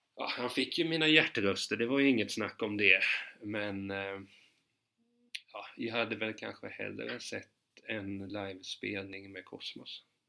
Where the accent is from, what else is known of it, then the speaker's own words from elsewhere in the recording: Hudiksvall, Gävleborg County, Sweden; jag är ju från Hudiksvred